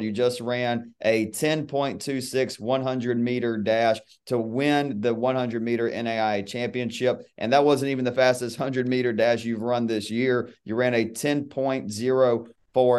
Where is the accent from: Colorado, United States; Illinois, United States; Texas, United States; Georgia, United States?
Georgia, United States; born or raised there